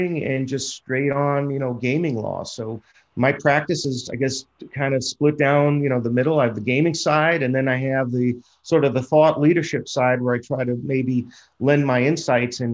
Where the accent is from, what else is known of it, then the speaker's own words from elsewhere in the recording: Florida, United States; in my home state of Florida, I'm pretty actively involved in working with one of the lawmakers